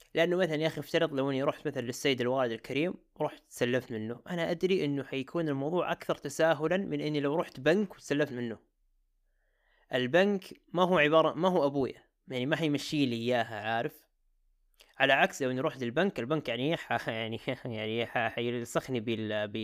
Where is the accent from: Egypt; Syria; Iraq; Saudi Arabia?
Saudi Arabia; Jeddah, Makkah Province; عندنا في جدة